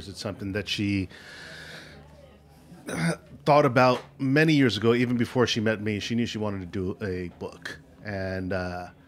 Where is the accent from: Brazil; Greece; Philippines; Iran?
Philippines; You know, I am a Filipino and this is how we cook.